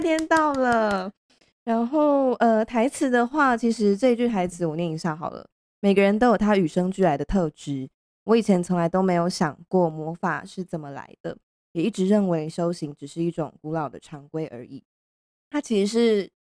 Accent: Pingtung County, Taiwan; moved away; 因为我是屏东人啦

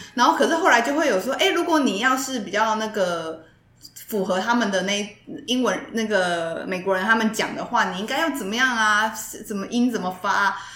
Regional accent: Taiwan; accent: Taiwanese Mandarin; first language Mandarin; 真的是台湾国语啦

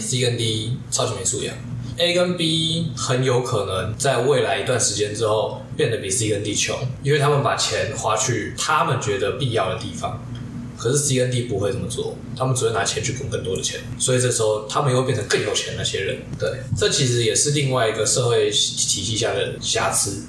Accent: Pingtung County, Taiwan; 我家乡屏东来的

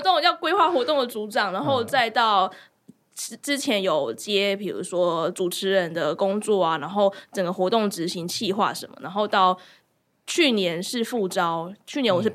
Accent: Kaohsiung, Taiwan; 我的家乡

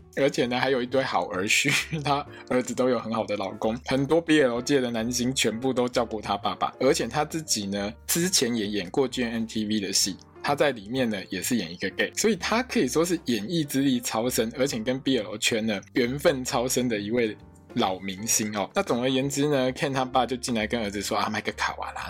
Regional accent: Taiwan; 我们台湾是非常安全的一个地方

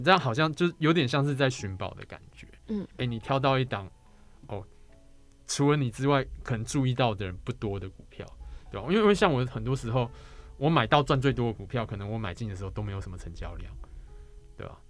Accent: Taiwan; 毕竟我是台湾人嘛，所以说读中文这件事对我来说比较轻松啊

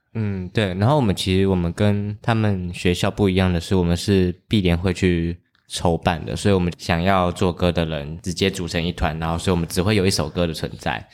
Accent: Kinmen County, Taiwan; moved away as an adult; 我虽然是从那边出生的，但是我爸妈那一辈其实都不是，我其实是迁过去，然后从那边出生的

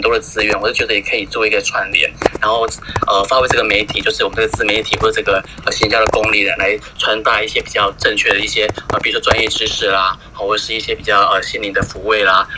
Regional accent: Taiwan; 我们台湾人看起来是，好像都很乖，都在家里面

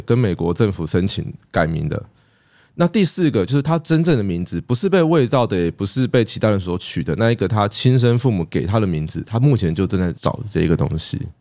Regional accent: Taiwan; 我们都还是在台湾长大的人

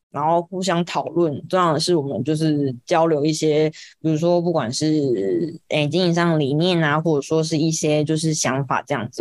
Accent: Kaohsiung, Taiwan; 因为我是高雄人，所以我就是选择要留在高雄工作，所以我就是找到了现在的就是村上设计的公司

